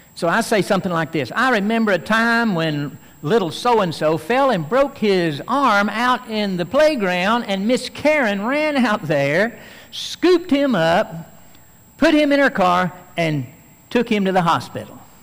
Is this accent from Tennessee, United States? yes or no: yes; Tennessee, United States; I could be called a Tennessean because I'm from Tennessee